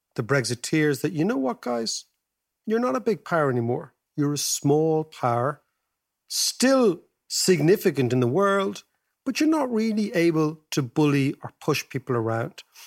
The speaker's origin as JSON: {"language": "English", "country": "Ireland", "said": "our great-grandparents as Irish people"}